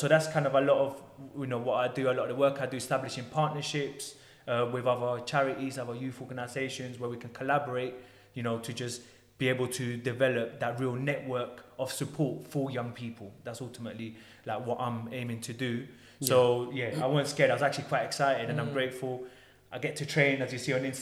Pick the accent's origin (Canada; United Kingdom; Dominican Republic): United Kingdom; London; I grew up in Tottenham